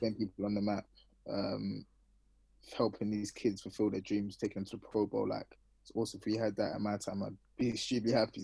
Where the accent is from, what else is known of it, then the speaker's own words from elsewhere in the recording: London, United Kingdom; moved away; I'm from Northwest London